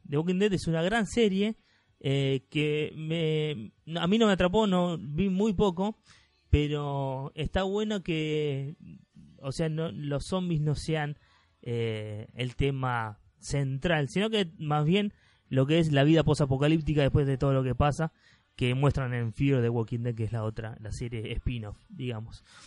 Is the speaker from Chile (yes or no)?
no; Argentina; somos argentinos